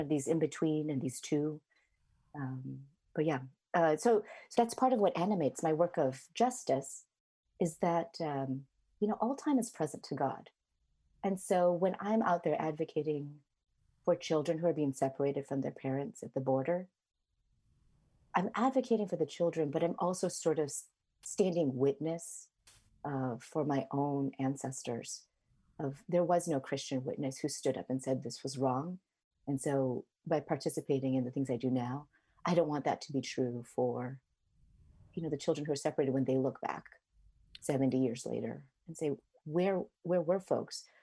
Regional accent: Chicago, Illinois, United States; moved away as an adult; I was born in, uh, Chicago, Illinois, so I'm a Midwesterner, uh, at heart

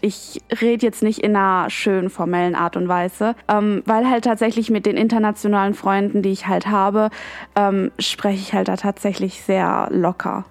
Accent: Germany; Ich bin in Deutschland aufgewachsen, geboren und bin das deutsche Dasein und das deutsche Verhalten gewöhnt.

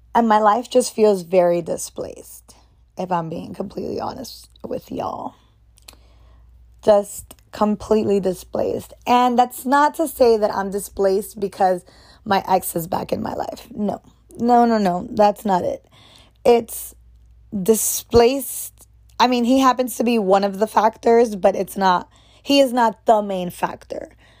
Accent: United States; as an American

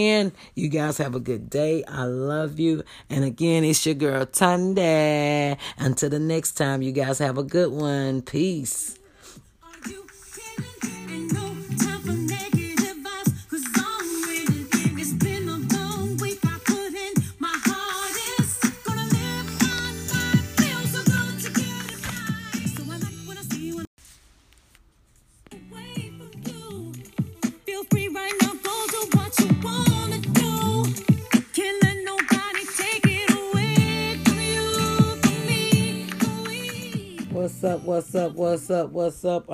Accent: United States; we as an American public

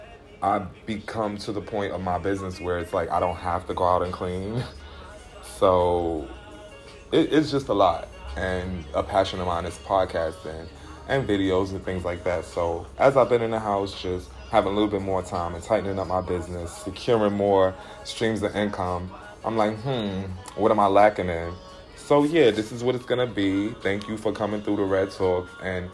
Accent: New York, United States; As I've gotten older and I'm further removed from New York and that environment, I really don't have that in me.

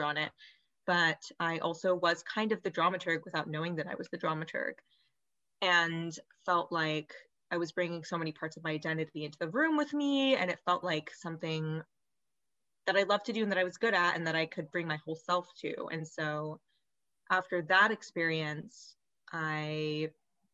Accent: Oregon, United States; also born or lived in Southern California; I grew up in Oregon

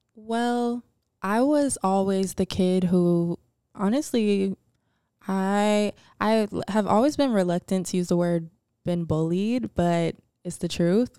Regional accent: Atlanta, Georgia, United States; I'm from Atlanta.

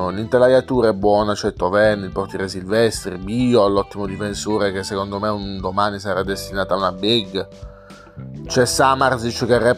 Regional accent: Apulia, Italy; Ahimè, io sono pugliese come ben sapete, non sono leccese però.

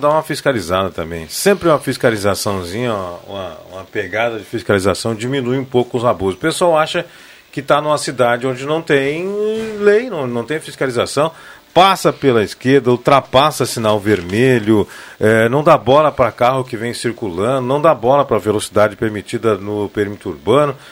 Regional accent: Rio Pardo, Rio Grande do Sul, Brazil; de Rio Pardo, minha terra

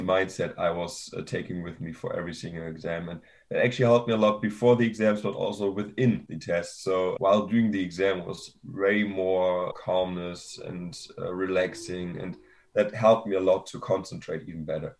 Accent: Germany; moved away; I'm from Germany initially

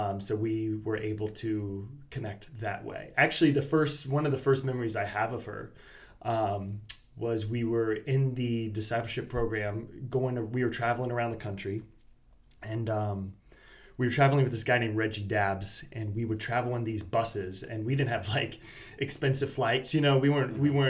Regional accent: Bradenton, Florida, United States; also born or lived in Fort Myers, Florida; now in Melbourne, United States; I grew up in Bradenton, Florida, which is on the south side of the Tampa Bay

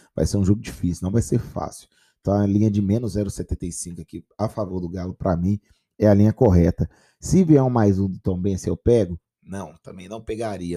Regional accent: Minas Gerais, Brazil; minha terrinha

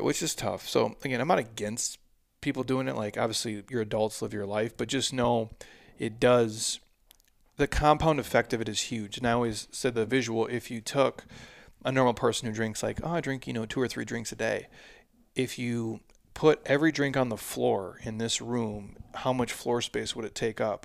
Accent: Midwest, United States; I grew up in the Midwest

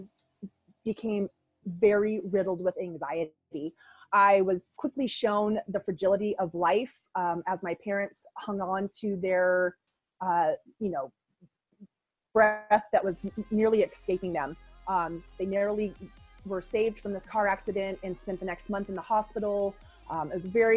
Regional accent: Boulder, Colorado, United States; I was born in 1975 in Boulder, Colorado.

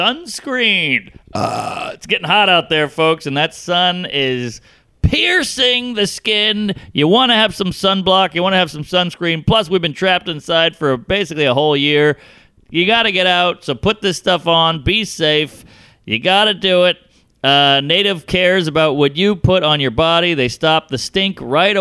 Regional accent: Louisiana, United States; now in New York, United States; I grew up in Louisiana.

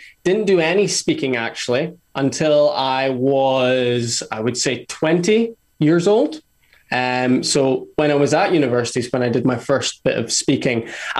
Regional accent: Aberdeen, Scotland, United Kingdom; also born or lived in Glasgow; Yeah, I'll try and reply as quickly as you asked. Aberdeen, went to Glasgow

